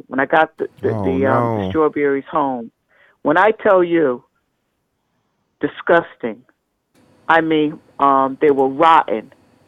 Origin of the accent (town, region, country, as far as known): United States